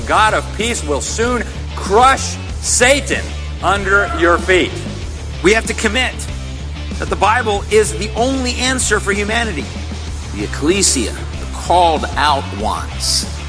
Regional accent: Egypt; now in United States; in my home country, Egypt

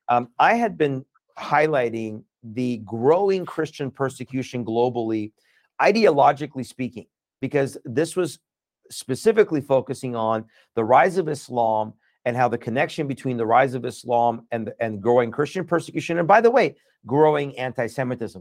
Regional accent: United States; born or raised there; also born or lived in Iran

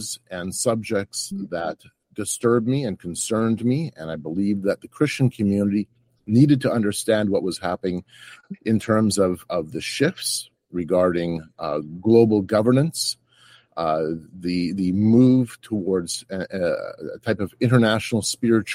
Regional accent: Canada; I'm from Canada

